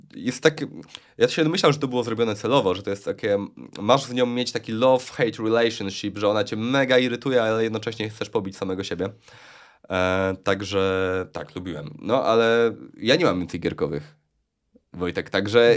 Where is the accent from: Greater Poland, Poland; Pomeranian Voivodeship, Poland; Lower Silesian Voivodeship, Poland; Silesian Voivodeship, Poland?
Greater Poland, Poland; Luboń; Pochodzę z Lubonia